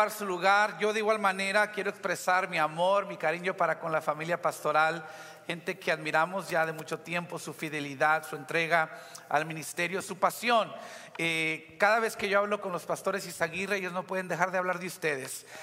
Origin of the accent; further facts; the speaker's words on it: Weslaco, Texas, United States; now in McAllen, United States; en la ciudad de Hueslaco, de donde soy originalmente